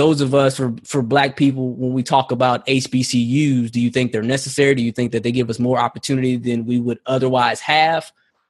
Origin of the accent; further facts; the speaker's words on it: Houston, Texas, United States; Growing up in Houston, I've heard bad things about PV.